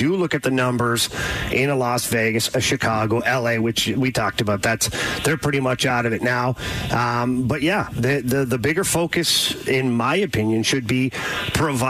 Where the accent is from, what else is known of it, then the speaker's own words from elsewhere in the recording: Canada; I'm from Canada.